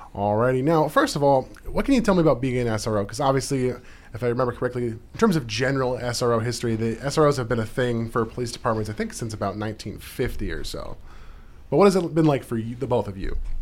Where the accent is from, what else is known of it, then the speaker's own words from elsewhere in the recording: Anchorage, Alaska, United States; now in Juneau, United States; growing up in Anchorage